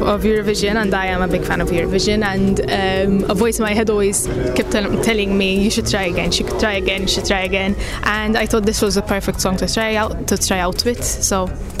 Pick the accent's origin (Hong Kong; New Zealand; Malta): Malta; I'm from Malta.